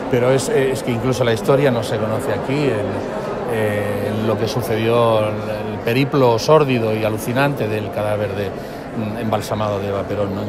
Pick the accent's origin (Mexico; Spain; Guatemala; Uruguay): Uruguay; Sí, soy uruguaya